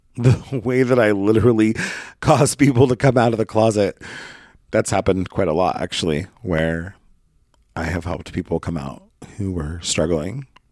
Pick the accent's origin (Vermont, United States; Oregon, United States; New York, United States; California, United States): Oregon, United States; Brookings; moved away; Brookings is my hometown. I grew up there.